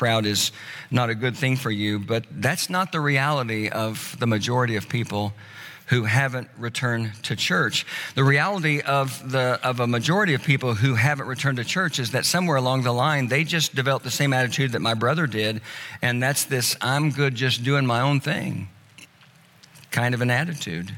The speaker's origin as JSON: {"language": "English", "town": "Tulsa", "region": "Oklahoma", "country": "United States", "tie": "born or raised there", "moved": "yes", "said": "Tulsa, which is my hometown"}